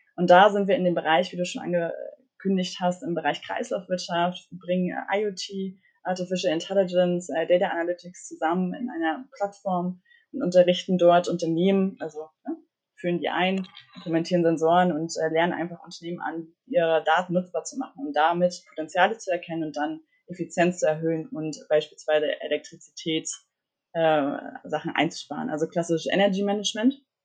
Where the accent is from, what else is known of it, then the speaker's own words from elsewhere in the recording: Mecklenburg-Vorpommern, Germany; moved away as an adult; now in Berlin, Germany; komme aus Mecklenburg, aufgewachsen in Mecklenburg, bin dann 2018 nach Berlin gezogen.